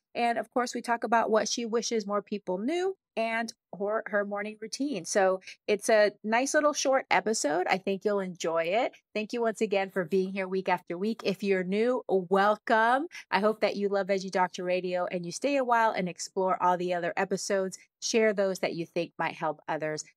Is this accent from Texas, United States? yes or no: yes; Texas, United States; I grew up in Texas